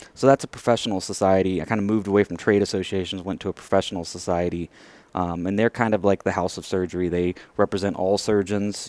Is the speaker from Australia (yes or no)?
no; Merkel, Texas, United States; now in Houston, United States; I grew up in the Abilene area